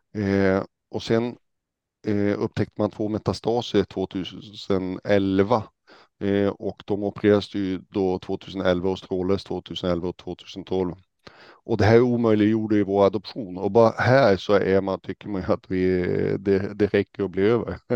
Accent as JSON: {"language": "Swedish", "town": "Hällnäs", "region": "Västerbotten County", "country": "Sweden", "tie": "born or raised there", "moved": "yes", "lives_now": "Stockholm, Sweden", "said": "Jag kommer ursprungligen från Hällnäs som kommer eh, utanför Umeå, uppe i Västerbotten"}